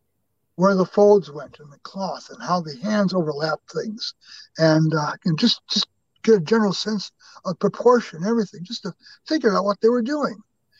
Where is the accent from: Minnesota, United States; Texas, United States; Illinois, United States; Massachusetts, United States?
Illinois, United States; Chicago; born there; But my family, I was born in Chicago.